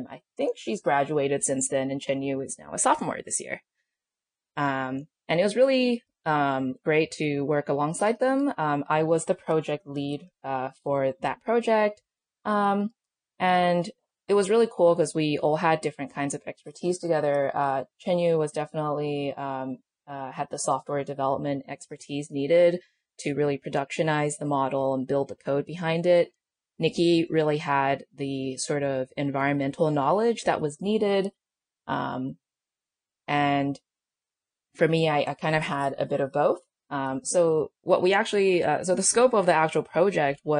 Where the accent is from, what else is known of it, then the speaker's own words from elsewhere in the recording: Australia; also born or lived in China; now in United States; I'm technically Australian, but I uh, lived in China for some time, and then I came to the U.S. for college, uh, which was in L.A.